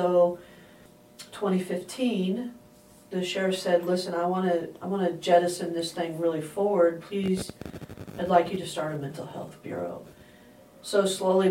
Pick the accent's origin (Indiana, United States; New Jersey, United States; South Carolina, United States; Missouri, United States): Indiana, United States; moved away; I'm from Indiana